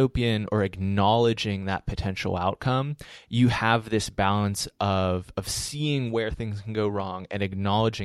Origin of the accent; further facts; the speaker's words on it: Pittsburgh, Pennsylvania, United States; accent: Pittsburgh; I'm from Pittsburgh